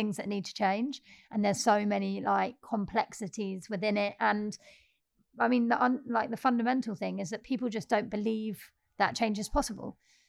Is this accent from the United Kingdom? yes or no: yes; Peckham, London, United Kingdom; we're young, we're black, we're working class, we're from Peckham.